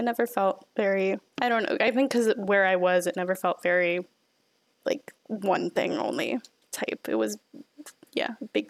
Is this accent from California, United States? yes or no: no; Sugar Land, Texas, United States; I grew up like in Sugar Land, which at the time was predominantly like, when my mom moved there, was predominantly white, and there was a lot of like weird dynamics with that. But then it got super diverse, or more diverse